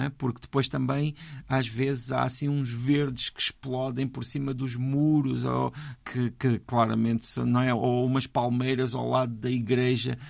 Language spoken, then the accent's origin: Portuguese; Portugal; para nós, que somos portugueses